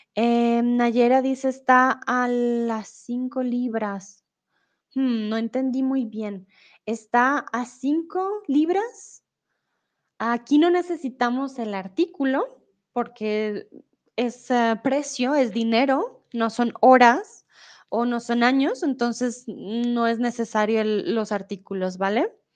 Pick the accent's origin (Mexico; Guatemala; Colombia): Colombia; first language Spanish; yo soy colombiana, entonces siempre he hablado español